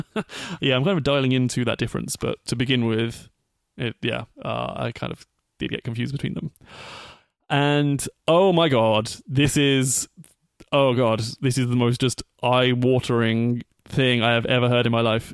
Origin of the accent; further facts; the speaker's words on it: England, United Kingdom; moved away as an adult; that continent that I called home for thirty years